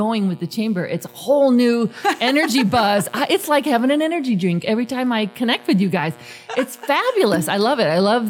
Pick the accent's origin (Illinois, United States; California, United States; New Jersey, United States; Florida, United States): Illinois, United States; Chicago; now in Mesa, United States; and I grew up in Chicago